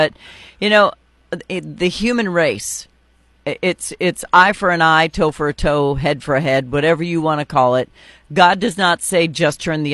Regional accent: North Dakota, United States; I'm from North Dakota

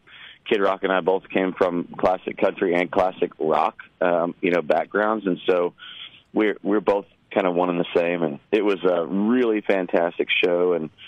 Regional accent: Jackson, Missouri, United States; moved away; also born or lived in Cape Girardeau, Missouri; I'm a proud Southeast Missourian, and I spent 50% of my childhood in Cape Girardeau and Jackson and all the surrounding areas.

